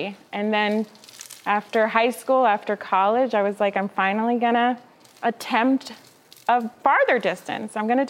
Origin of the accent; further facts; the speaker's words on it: New York, United States; also born or lived in Massachusetts; Well, I grew up in Washington Heights, and my mom worked in a factory